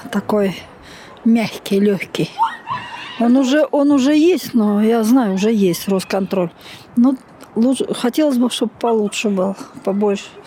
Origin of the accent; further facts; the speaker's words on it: Saint Petersburg, Russia; Допустим, я бы сейчас, я из Санкт-Петербурга сама, я бы сейчас нынешнее руководство Петербурга поменяла бы.